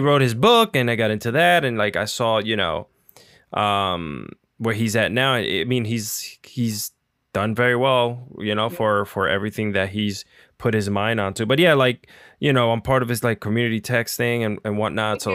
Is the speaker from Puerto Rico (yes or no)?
yes; Puerto Rico; moved away; also born or lived in Union City, New Jersey; I was born and raised in Puerto Rico, but I lived uh, in northern New Jersey. So I lived I lived in Union City